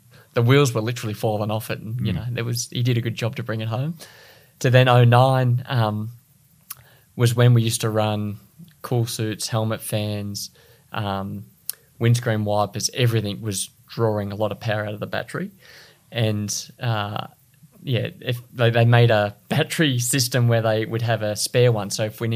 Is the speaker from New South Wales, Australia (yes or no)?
yes; Sydney, New South Wales, Australia; I was from Sydney